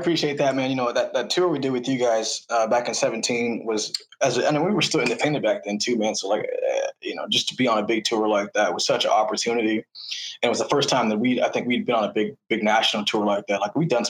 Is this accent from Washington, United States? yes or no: yes; Seattle, Washington, United States; we're from Seattle.